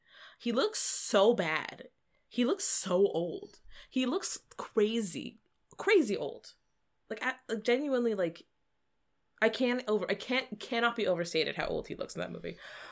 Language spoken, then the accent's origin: English; Texas, United States; Listen, I'm from Texas.